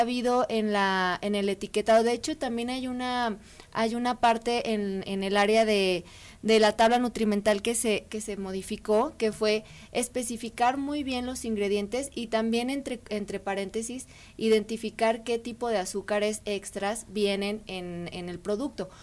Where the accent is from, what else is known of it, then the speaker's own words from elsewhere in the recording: Mexico; nosotros originalmente como mexicanos